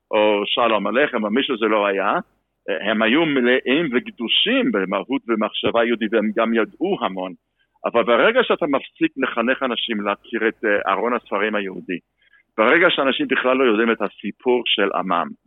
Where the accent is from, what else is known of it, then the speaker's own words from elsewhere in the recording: United States; moved away as an adult; also born or lived in Los Angeles; now in Israel; אני בא משם, משפחתך באה משם.